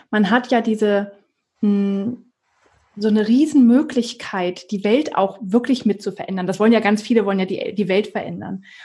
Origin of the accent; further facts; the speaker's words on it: Germany; ich als Deutsche kann doch nicht in Amerika oder in, in Singapur oder so war, äh, wie auch immer, ein Business aufbauen.